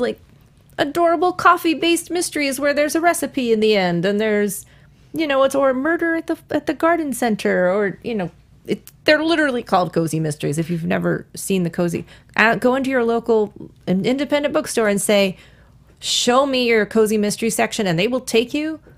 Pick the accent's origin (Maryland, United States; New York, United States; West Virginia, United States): New York, United States; moved away; I'm from New York.